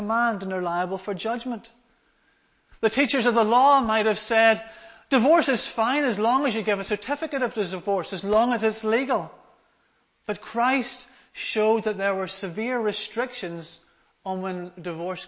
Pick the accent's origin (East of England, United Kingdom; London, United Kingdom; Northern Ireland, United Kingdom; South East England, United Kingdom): Northern Ireland, United Kingdom; Larne; I come from Larne in Northern Ireland, so I've come quite a wee distance today.